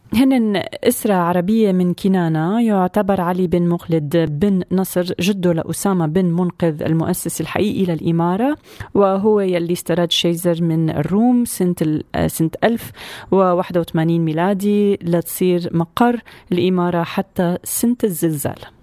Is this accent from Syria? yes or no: yes; Syria; كلياتنا كسوريين اليوم وين ما كنا بهالدنيا